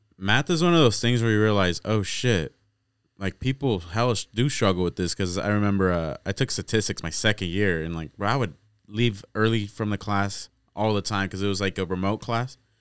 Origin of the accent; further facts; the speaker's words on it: Corning, United States; we come from Corning, bro. That's the smallest town